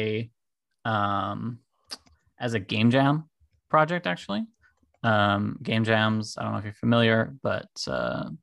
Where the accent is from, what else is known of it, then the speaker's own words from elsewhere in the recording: Germany; now in California, United States; I'm from Germany originally. Currently living in California. I'm half German, half American. So I'm also like bilingual